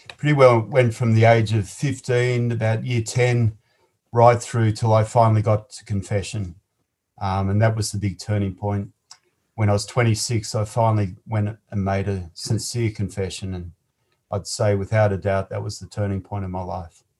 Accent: Sydney, New South Wales, Australia; I was born in Liverpool, in Sydney, on the 13th

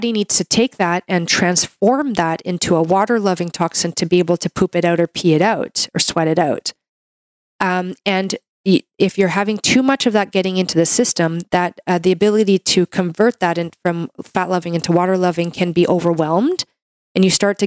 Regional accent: Canada; I'm a Canadian medical doctor

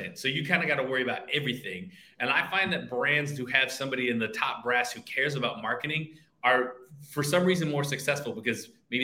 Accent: Detroit, Michigan, United States; That's how I grew up pronouncing it in Detroit

